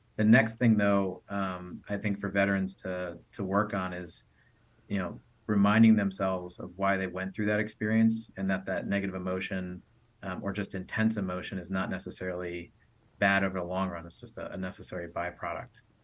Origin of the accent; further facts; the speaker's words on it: United States; I came from the United States